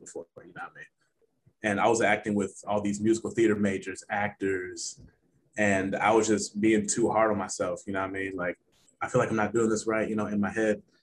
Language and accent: English; Cincinnati, Ohio, United States; I'm from Cincinnati, Ohio. That's home.